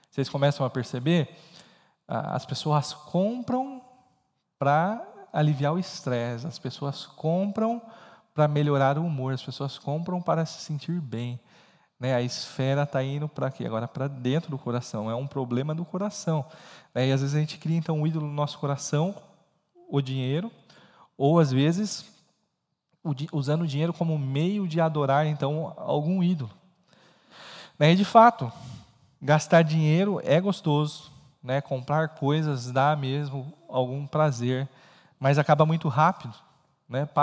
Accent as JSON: {"language": "Portuguese", "country": "Brazil", "said": "E aí eu estou falando isso que é nosso perfil não é porque somos brasileiros, e aqui é um, às vezes um, uma espécie de extrato aí do, do brasileiro lidando com, com, com, com dívidas."}